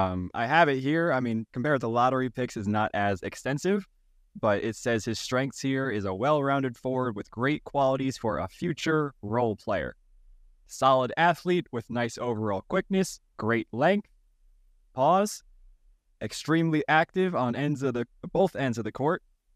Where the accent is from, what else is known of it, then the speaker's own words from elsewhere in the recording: New York, United States; born and raised in New York.